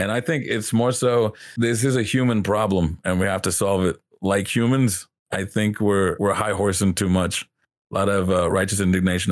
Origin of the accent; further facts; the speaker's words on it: the South, United States; growing up in the South